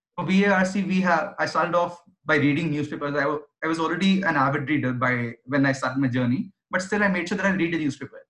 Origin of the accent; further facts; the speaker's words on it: Delhi, India; I was born and brought up in Delhi